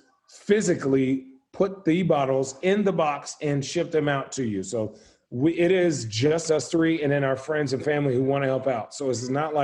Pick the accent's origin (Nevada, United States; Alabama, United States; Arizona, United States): Arizona, United States; Phoenix; We're both from Phoenix